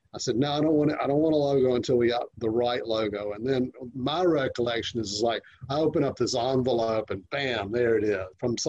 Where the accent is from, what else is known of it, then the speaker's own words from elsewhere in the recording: Augusta, Georgia, United States; moved away; also born or lived in Clemson, South Carolina; Augusta, Georgia.